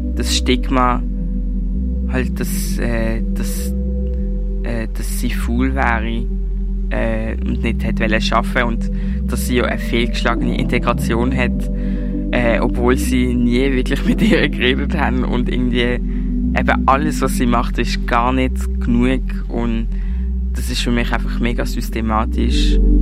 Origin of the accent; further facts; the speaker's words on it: Basel, Basel-Stadt, Switzerland; wir sind beide in der Schweiz geboren